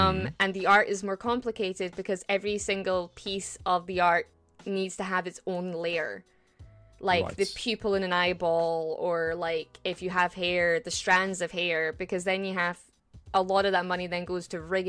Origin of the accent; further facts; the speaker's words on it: Scotland, United Kingdom; I'm a Scottish, yes, the land of the brave, the land of the free.